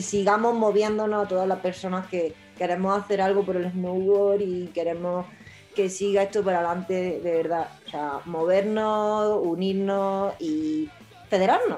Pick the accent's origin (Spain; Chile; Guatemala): Spain; los españoles tenemos la suerte de tener una seguridad social